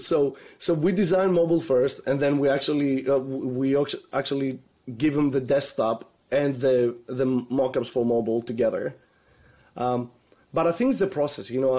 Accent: Greece; moved away; also born or lived in Orlando; I'm originally from Greece

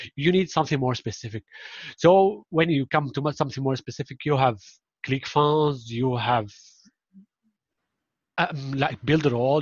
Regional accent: Syria; first language Arabic; English is a second language; now in Turkey; Yes, I'm from Syria. I'm originally from Syria

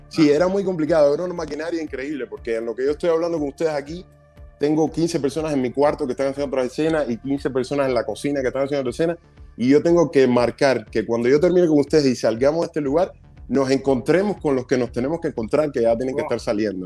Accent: Cuba; moved away; como soy cubano, tengo acento, hablo inglés, pero con mucho acento

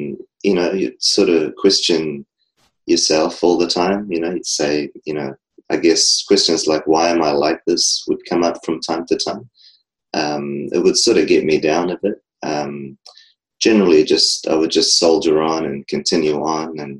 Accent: New Zealand; I'm from New Zealand.

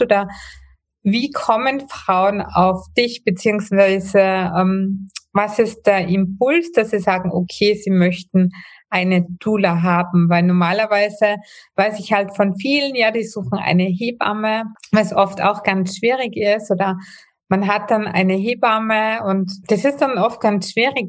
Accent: Austria; bei uns in Österreich

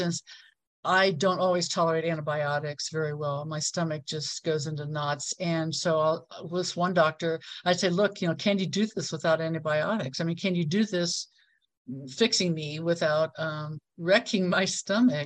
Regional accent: Ohio, United States; moved away as an adult; also born or lived in California; now in Mexico; I moved across the country from Ohio to California when I was 21

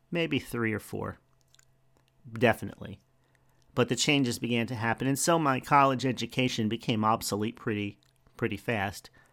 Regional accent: New Jersey, United States; now in Florida, United States; we're from New Jersey

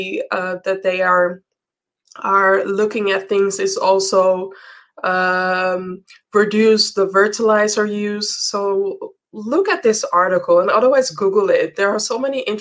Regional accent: Amsterdam, North Holland, Netherlands; Amsterdam, the city where I'm from

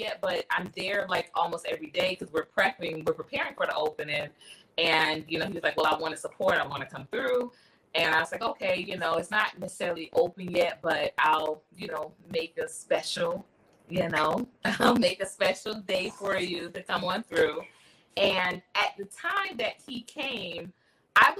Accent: Philadelphia, Pennsylvania, United States; I'm from Philly. So, you know, we have like it's a certain accent from up top

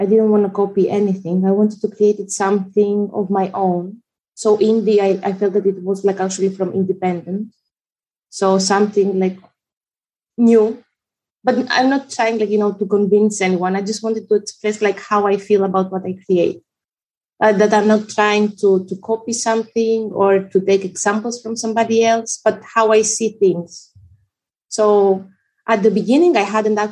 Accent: Greece; also born or lived in Albania; now in Netherlands; I was born in Albania and raised in Greece, currently living in the Netherlands.

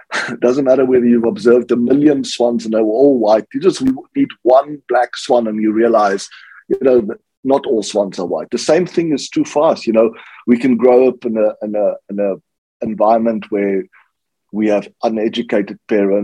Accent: South Africa; I grew up in South Africa

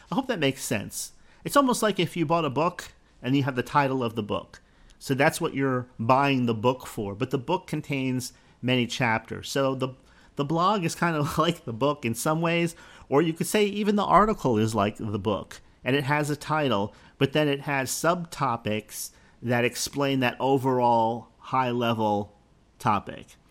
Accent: Bradenton, Florida, United States; my hometown, eh, of Bradenton, Florida

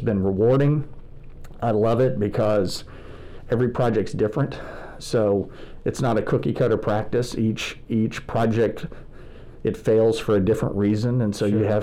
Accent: Houston, Texas, United States; moved away as an adult; also born or lived in Abilene, Texas; now in Dallas, United States; Growing up in Houston at the Memorial Church of Christ

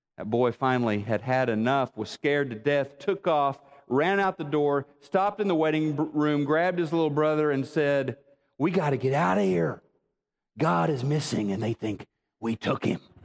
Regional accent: Neosho, Missouri, United States; moved away; my hometown of Neosho

